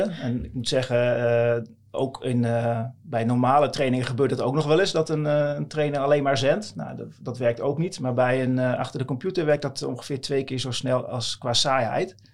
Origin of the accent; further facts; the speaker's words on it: Dalen, Drenthe, Netherlands; Eh, ik kom uit Dalen, dat is een klein dorpje tussen Koevoorde en Emmen.